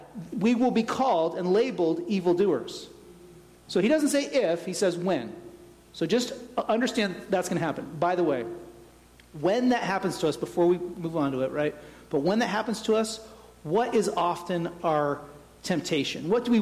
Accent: Tennessee, United States; born there; That's my homeland. I was born in Tennessee. I'm going back.

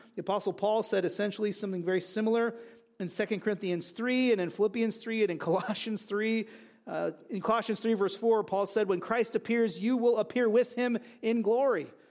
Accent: United States; I'm an American

